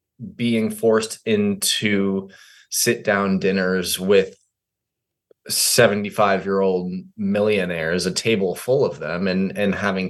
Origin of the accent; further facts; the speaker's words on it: New York, United States; I'm this guy from New York, like, you know.